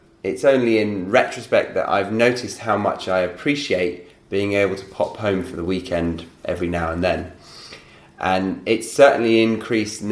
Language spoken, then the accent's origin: English; Horsley, South East England, United Kingdom; born or raised there; moved away